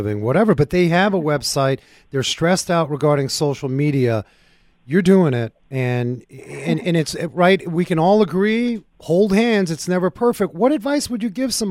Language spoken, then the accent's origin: English; New York, United States; growing up in New York